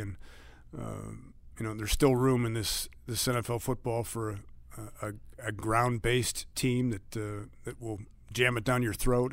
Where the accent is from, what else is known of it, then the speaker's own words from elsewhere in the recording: Cleveland, Ohio, United States; also born or lived in San Francisco; now in Detroit, United States; I grew up in Cleveland